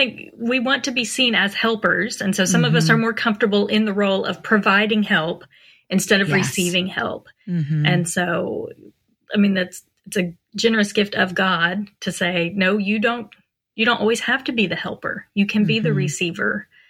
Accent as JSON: {"language": "English", "region": "Pennsylvania", "country": "United States", "lives_now": "Texas, United States", "said": "And we came from Pennsylvania, and we had lots of supports in Pennsylvania."}